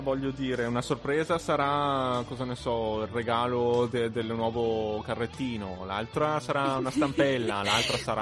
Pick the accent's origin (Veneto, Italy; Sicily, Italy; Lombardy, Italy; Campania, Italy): Veneto, Italy; Asiago; moved away as an adult; now in Trento, Italy; sono tornato nel mio paese